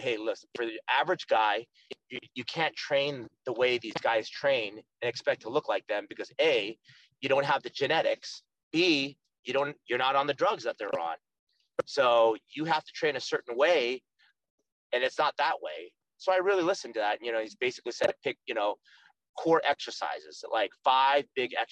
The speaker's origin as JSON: {"language": "English", "town": "Stockton", "region": "California", "country": "United States", "tie": "born or raised there", "also_born_or_lived": "Lodi, California", "moved": "yes", "lives_now": "Orange County, United States", "said": "I was actually born and raised in Stockton"}